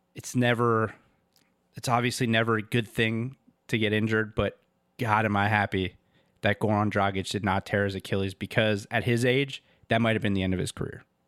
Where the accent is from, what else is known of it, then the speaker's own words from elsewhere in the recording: Miami, Florida, United States; I grew up in Miami